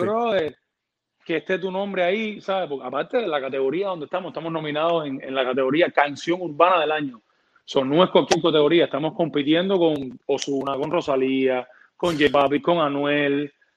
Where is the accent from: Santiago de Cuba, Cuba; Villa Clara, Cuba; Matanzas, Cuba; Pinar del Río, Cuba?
Villa Clara, Cuba; Santa Clara; moved away as an adult; also born or lived in Havana, Cuba; now in United States; productor cubano. Eh, vengo de Santa Clara, una ciudad del, del centro de la isla de Cuba